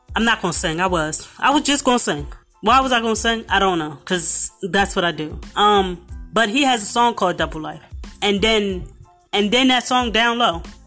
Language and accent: English; Philadelphia, Pennsylvania, United States; I'm from Philadelphia